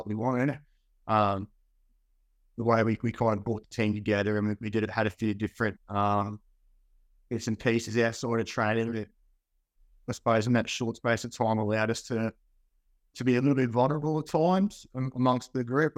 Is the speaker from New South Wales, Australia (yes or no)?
no; Central Queensland, Australia; moved away as an adult; also born or lived in United States; living in Central Queensland, growing up in Central Queensland